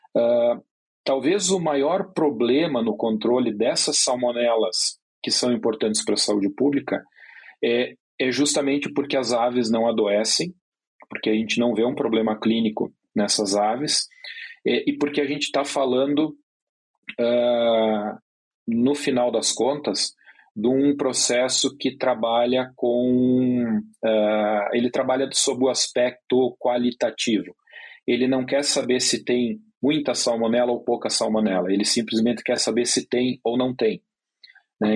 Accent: Rio Grande do Sul, Brazil; moved away; eu venho lá do sul, do Rio Grande do Sul

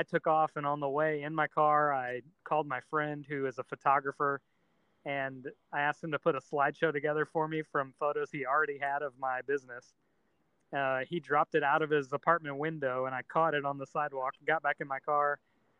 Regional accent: Salem, Illinois, United States; I grew up in Salem, Illinois, really small town, like less than 8,000 people

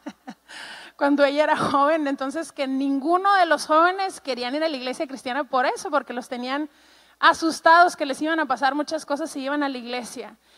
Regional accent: Ciudad Juárez, Chihuahua, Mexico; soy mexicana, em, tengo treinta y tantos años y eh, crecí toda mi vida en la frontera con Estados Unidos en un lugar que se llama Juárez, Chihuahua

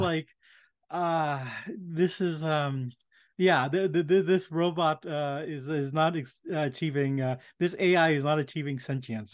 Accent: India; moved away; I was born in India

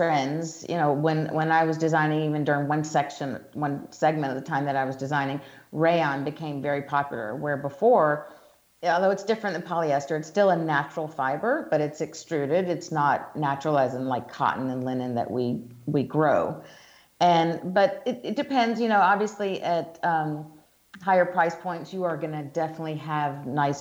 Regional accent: Georgia, United States; accent: Southern; moved away as an adult; also born or lived in New York City / Italy / Hong Kong; I'm from the South, as we talked about before. I'm from Georgia

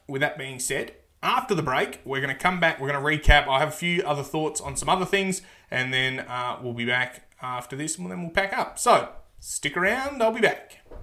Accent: Australia; I'm an Australian

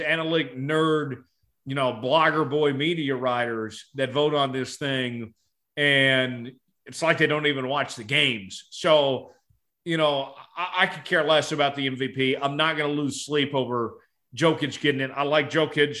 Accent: Tulsa, Oklahoma, United States; I'm from Tulsa

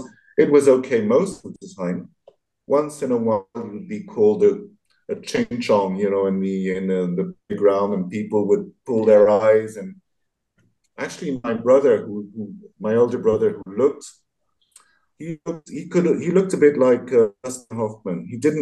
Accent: Paris, Île-de-France, France; accent: Parisian; English is a second language; When I go to Vietnam, I love speaking with my Parisian accent.

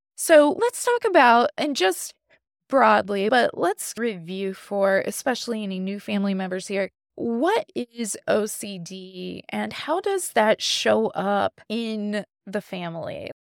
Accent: Indiana, United States; I'm from Indiana, so I'm a Notre Dame girl

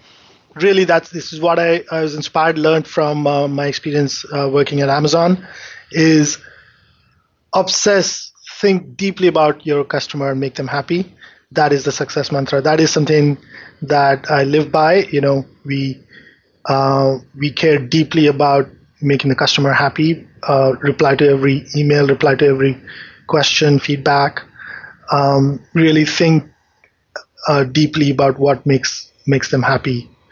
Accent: India; moved away as an adult; So I grew up in India.

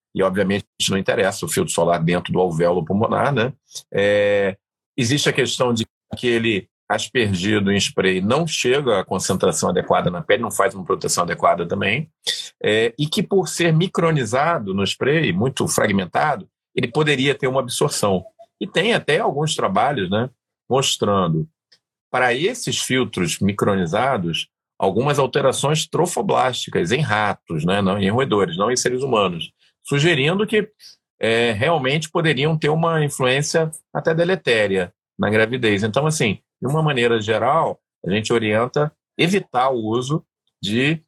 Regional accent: Rio de Janeiro, Brazil; existia uma maternidade aqui no Rio, onde eu nasci, que já não existe mais

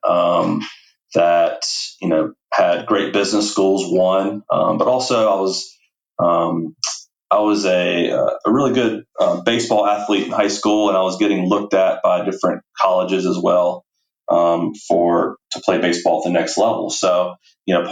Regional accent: Charlotte, North Carolina, United States; I grew up in Charlotte, North Carolina, and that's where Providence Day is.

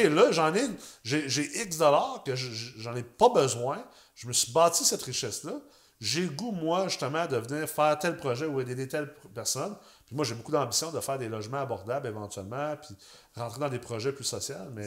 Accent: Quebec City, Quebec, Canada; je viens de Québec

